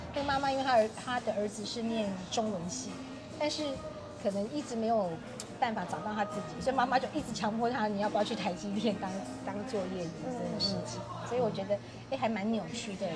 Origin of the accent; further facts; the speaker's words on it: Kaohsiung, Taiwan; 我自己也是在高雄成长的一个人哈，然后其实我的童年在高雄也看到，呃，也感受到很多的滋养哈